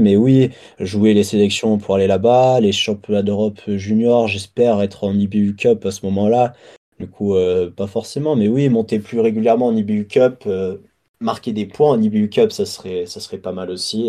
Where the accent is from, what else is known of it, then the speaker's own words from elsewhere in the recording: France; Mes deux parents sont anglais et j'ai. j'ai... Enfin, je suis né en France